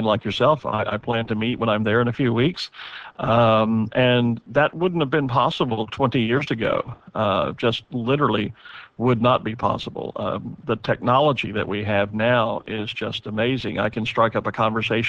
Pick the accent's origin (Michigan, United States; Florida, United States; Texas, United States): Texas, United States; moved away as an adult; also born or lived in California; now in Louisiana, United States; born and raised in Texas